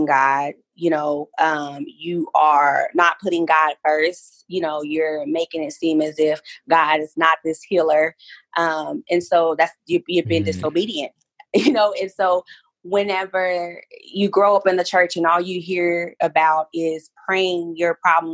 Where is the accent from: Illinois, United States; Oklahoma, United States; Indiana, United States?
Oklahoma, United States; I'm from Oklahoma